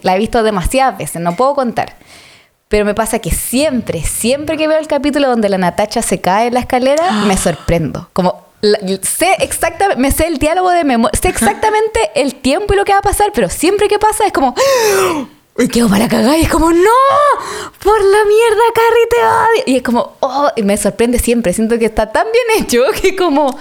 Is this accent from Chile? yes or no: yes; Santiago, Santiago Metropolitan Region, Chile; yo soy de Recoleta. Weón. Soy de El Salto Zapadores. Soy de Zapadores.